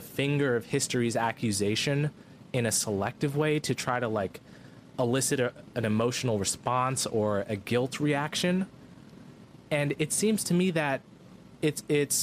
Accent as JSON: {"language": "English", "region": "New Jersey", "country": "United States", "tie": "born or raised there", "said": "I was born in New Jersey"}